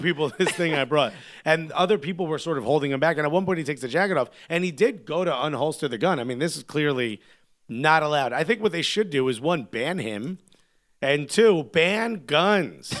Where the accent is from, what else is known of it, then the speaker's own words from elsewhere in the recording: United States; as American soccer fans